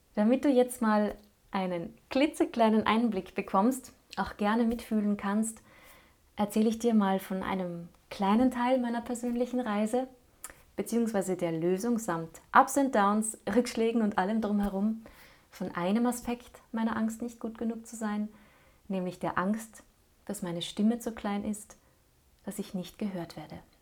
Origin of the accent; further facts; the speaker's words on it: Linz, Upper Austria, Austria; Linz blieb ja trotz allem meine Heimatstadt